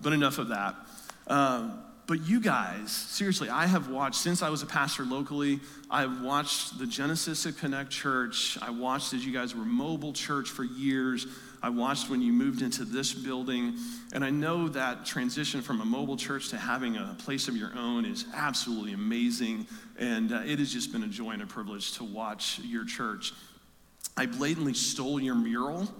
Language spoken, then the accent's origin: English; Metamora, Illinois, United States; I am from Metamora